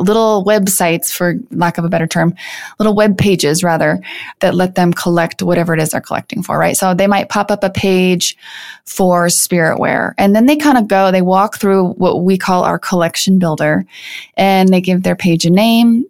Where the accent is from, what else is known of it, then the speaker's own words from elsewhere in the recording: Iowa, United States; moved away as an adult; also born or lived in Chicago / San Francisco; now in Denver, United States; So I grew up in the Midwest. I grew up on a farm in the middle of Iowa.